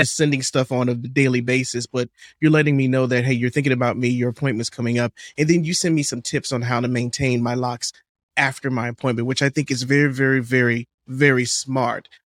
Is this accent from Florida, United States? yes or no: yes; Miami, Florida, United States; also born or lived in Atlanta; I'm from Miami